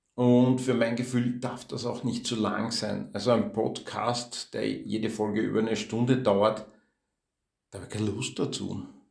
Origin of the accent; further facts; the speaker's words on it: Austria; accent: geschert (rural Austrian dialect); also born or lived in Vienna; Ich war in einer Hauptschule, in einer Klosterhauptschule in Wien. Also zwei, dreimal im Jahr habe ich eine Strafe geschrieben, weil ich geschert geredet habe